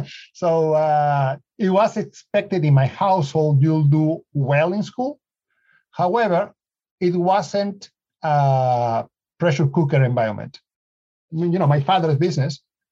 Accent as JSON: {"language": "English", "region": "Lima", "country": "Peru", "tie": "born or raised there", "moved": "yes", "lives_now": "United States", "said": "Well, Lima's in the coast. And so right now we are in summer, so people are going to the beach."}